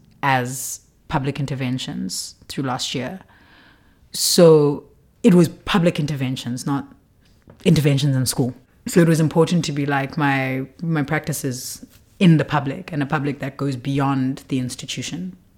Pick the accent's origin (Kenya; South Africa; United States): South Africa; Qumbu, Eastern Cape; I'm from Qumbu